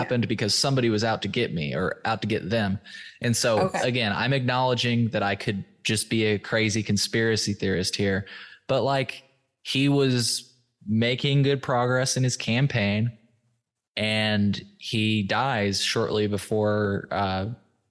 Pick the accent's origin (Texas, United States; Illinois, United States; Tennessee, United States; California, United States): Illinois, United States; I am from Illinois